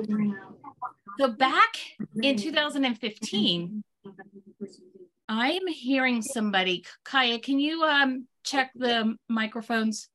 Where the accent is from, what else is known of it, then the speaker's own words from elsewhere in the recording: Pennsylvania, United States; I hail from Pennsylvania